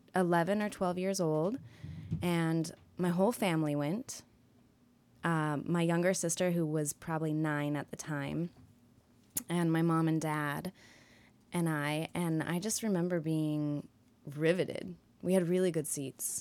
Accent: Santa Fe, New Mexico, United States; moved away; also born or lived in New York; I grew up in Santa Fe, New Mexico

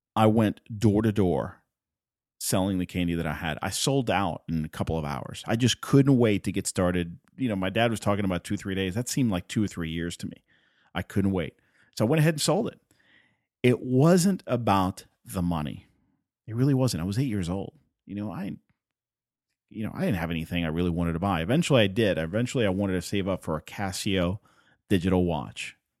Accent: Puerto Rico; first language Spanish; English is a second language; I'm from Puerto Rico. Spanish is my first language

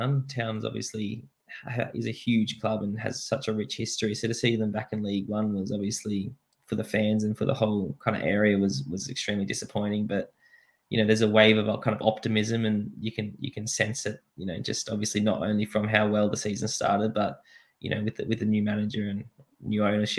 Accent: Australia; moved away as an adult; also born or lived in Suffolk, England; go back to Australia, play for my hometown

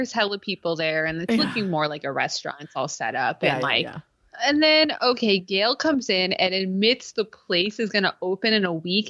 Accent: West Coast, United States; we're from the West Coast.

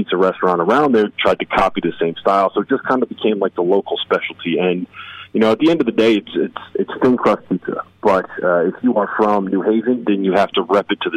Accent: New Haven, Connecticut, United States; I grew up in Connecticut, so I grew up a big UConn fan.

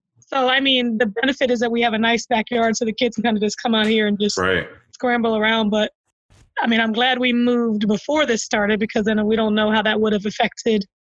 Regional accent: Penland, United States; And the house that like my girl Kristen Thompson, we grew up together in Penland.

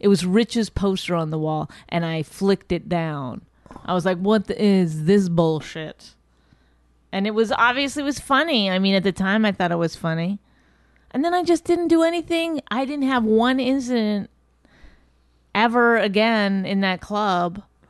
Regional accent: Astoria, New York, United States; I grew up in Astoria.

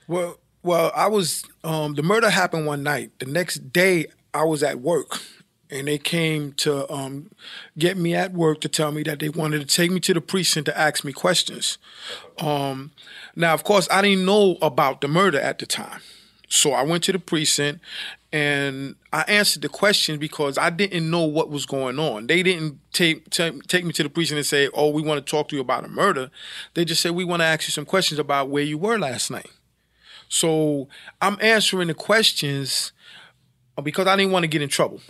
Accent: New York City, New York, United States; born or raised there

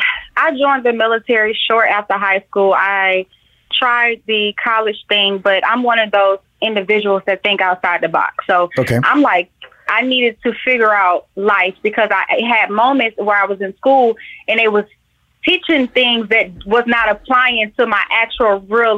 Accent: Atlanta, Georgia, United States; Georgia bred and born. I am from Atlanta, born in Georgia Baptist.

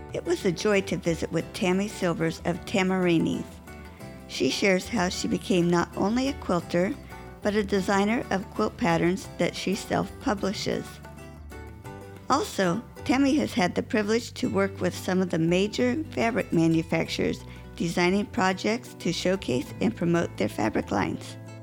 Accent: California, United States; I grew up in California

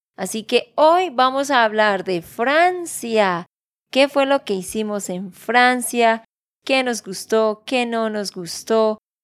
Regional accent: Santander, Colombia; de Santander, Colombia

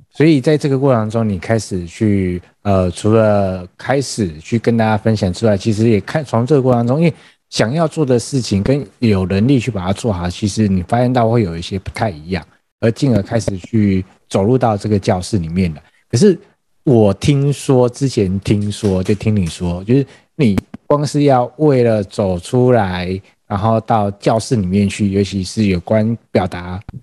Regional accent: Taiwan; 我们台湾人是非常有热情的

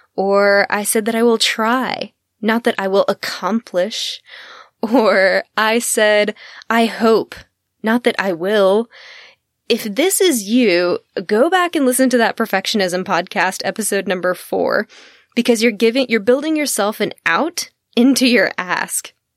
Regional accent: Texas, United States; I'm from Texas. I am a Southern gal

